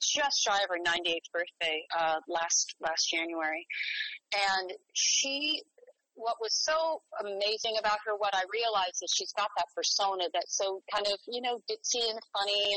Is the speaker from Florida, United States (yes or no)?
no; San Francisco Bay Area, California, United States; also born or lived in Rome; now in New York, United States; I grew up in the San Francisco Bay Area.